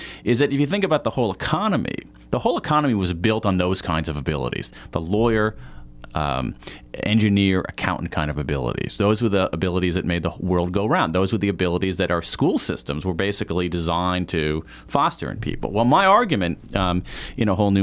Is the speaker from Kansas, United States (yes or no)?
no; Columbus, Ohio, United States; I grew up in Columbus, Ohio